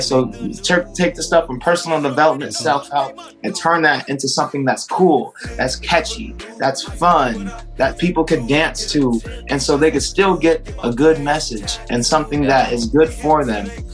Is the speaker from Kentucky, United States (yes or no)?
no; San Diego, California, United States; I'm from San Diego, California